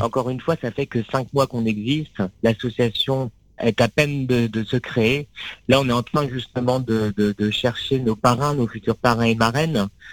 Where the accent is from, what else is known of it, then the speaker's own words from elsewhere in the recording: Sarthe, between Le Mans and Angers, Pays de la Loire, France; moved away as an adult; also born or lived in Épernay / Blois / Paris; j'ai grandi euh, dans la Sarthe, entre Le Mans